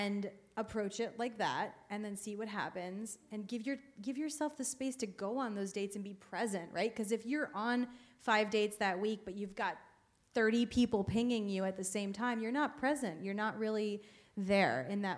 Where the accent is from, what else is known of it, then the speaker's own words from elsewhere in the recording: Miami, Florida, United States; moved away; I'm from Miami